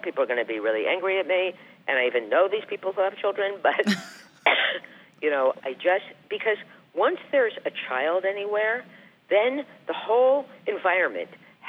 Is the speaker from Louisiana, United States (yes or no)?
no; New Jersey, United States; now in New York, United States; I was from New Jersey